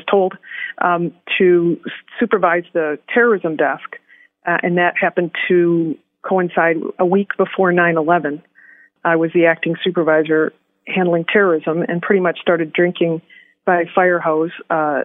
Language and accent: English; Detroit, Michigan, United States; moved away; also born or lived in Chicago / Milwaukee; I was born in Detroit, hurrah, and worked in Chicago as a prosecutor